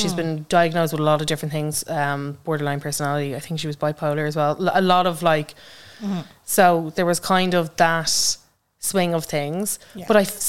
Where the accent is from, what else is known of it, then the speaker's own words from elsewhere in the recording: Ireland; as Irish creators.